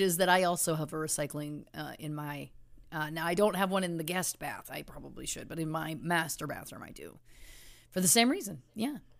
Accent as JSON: {"language": "English", "town": "Belleville", "region": "Ontario", "country": "Canada", "tie": "born or raised there", "said": "my hometown of Belleville, Ontario, Canada"}